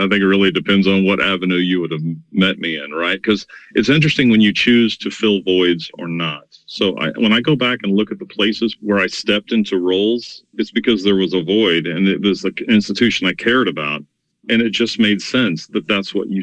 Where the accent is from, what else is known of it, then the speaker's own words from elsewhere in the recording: Norman, Oklahoma, United States; I grew up in Norman, Oklahoma